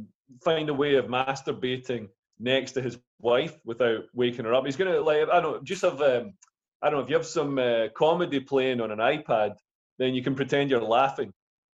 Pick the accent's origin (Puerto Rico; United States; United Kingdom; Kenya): United Kingdom; Scotland; I grew up in Scotland with English parents, so I've seen, you know, anti-English sentiment.